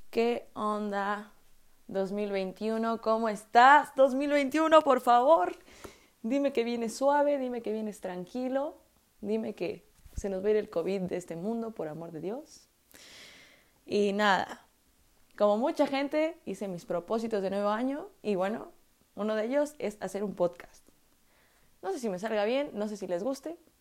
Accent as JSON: {"language": "Spanish", "region": "Puebla", "country": "Mexico", "said": "yo soy de Puebla"}